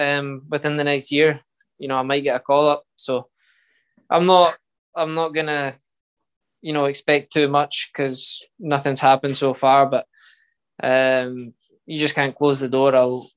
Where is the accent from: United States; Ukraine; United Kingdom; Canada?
United Kingdom; Scotland; It's every Scottish player and every kid growing up in Scotland that likes football.